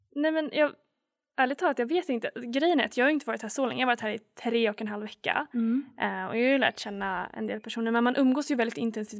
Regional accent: Sweden; moved away as an adult; now in Canada; jag är från Sverige

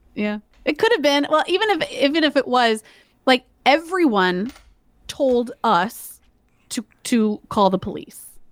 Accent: Georgia, United States; moved away; We're both from Georgia

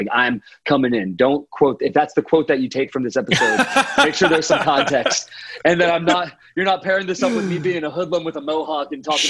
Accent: Houston, Texas, United States; And finally he mentioned something about Texas, and I was like, oh, that's cool. Like, I'm from Houston.

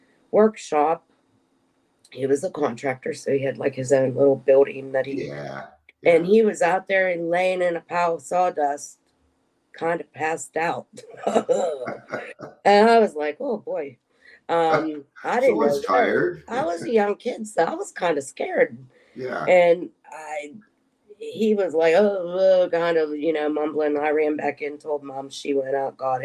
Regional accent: Pittsburgh, Pennsylvania, United States; moved away as an adult; also born or lived in Harrisburg, Pennsylvania; when I graduated high school, I moved from Pittsburgh to Harrisburg

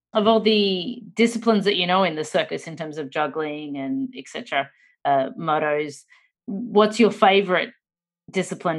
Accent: Australia; being Australian

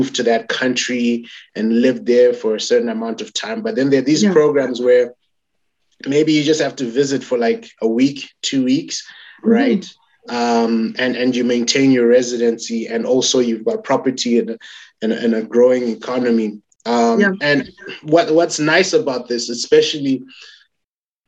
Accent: Zimbabwe; Currently in Zimbabwe

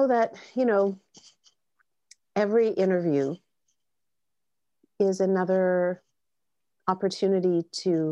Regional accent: Canada; we're Canadian

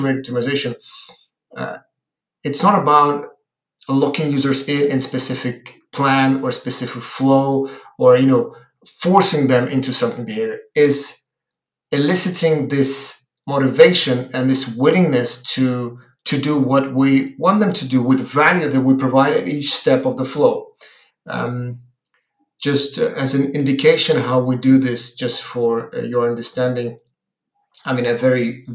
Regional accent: Ukraine; I am from Ukraine

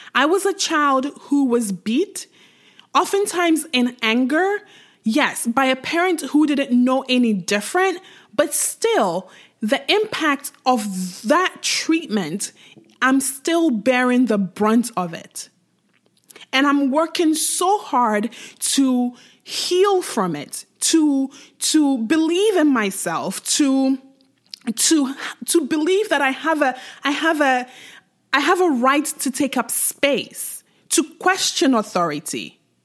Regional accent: Ghana; I grew up in Ghana, uh, to a Nigerian mom

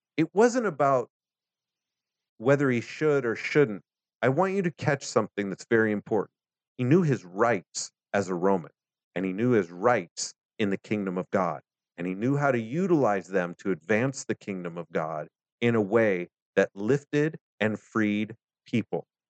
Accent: United States; As an American

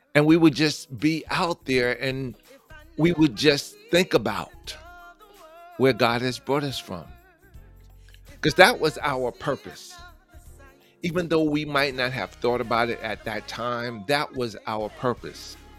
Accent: New York City, New York, United States; I'm from New York, born and raised stomping grounds of Queens, Manhattan, the Bronx, Long Island

